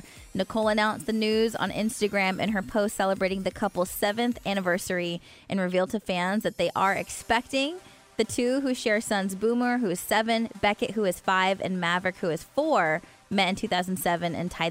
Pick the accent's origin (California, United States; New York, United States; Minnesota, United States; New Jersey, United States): California, United States; Stockton; moved away as an adult; now in Baltimore, United States; I grew up in Stockton, California